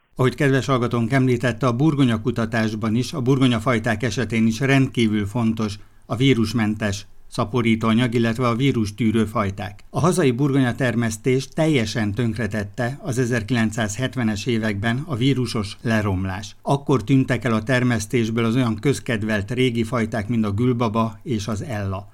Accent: Szabolcs-Szatmár-Bereg, Hungary; moved away; Szabolcsi gyerek

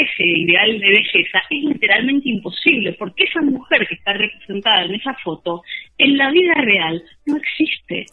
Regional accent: Argentina

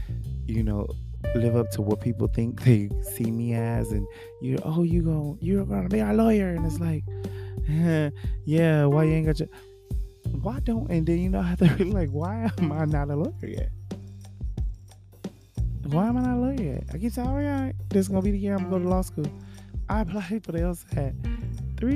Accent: Los Angeles, California, United States; I'm from Watts, Los Angeles

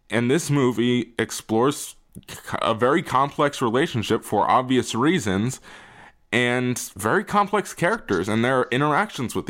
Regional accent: United States; we are American

